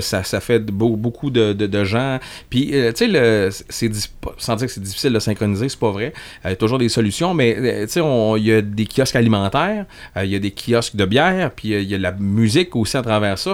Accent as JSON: {"language": "French", "town": "Rivière-du-Loup", "region": "Quebec", "country": "Canada", "said": "je viens de Rivière-du-Loup"}